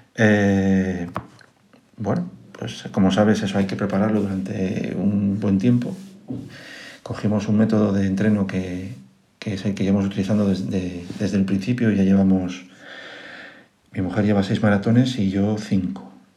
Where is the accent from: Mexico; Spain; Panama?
Spain; Asturias; moved away as an adult; now in Madrid, Spain; Yo soy un asturiano importado a Madrid, como digo yo, eh, mi mujer es madrileña y bueno, me vine a vivir para aquí hace ya unos cuantos años. 15, eh, para ser exactos, 15 años